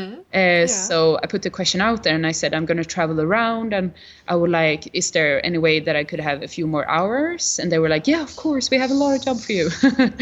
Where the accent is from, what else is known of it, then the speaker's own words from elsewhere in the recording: Gothenburg, Västra Götaland, Sweden; moved away as an adult; also born or lived in Malmö; to move to Gothenburg, to my hometown